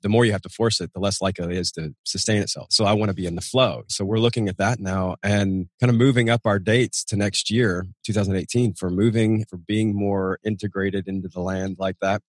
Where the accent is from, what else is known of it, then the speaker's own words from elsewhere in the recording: Nashville, Tennessee, United States; moved away as an adult; We're outside of Nashville, Tennessee, my hometown, out in the sticks